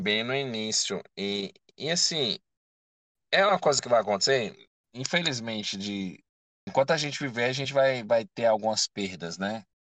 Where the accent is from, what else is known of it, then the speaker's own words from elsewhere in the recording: Brazil; eu sou brasileiro